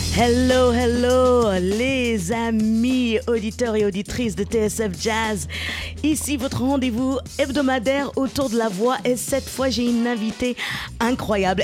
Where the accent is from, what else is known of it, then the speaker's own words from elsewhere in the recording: United States; on est deux Américaines